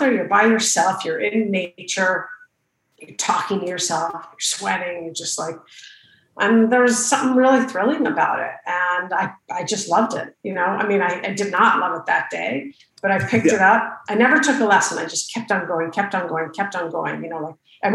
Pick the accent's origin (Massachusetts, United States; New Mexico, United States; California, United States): New Mexico, United States; Santa Fe; I grew up in Santa Fe, New Mexico.